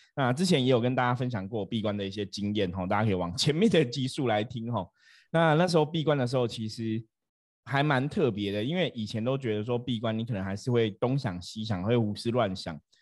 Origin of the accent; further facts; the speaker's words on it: Taiwan; 我们台湾人很少跟家人说爱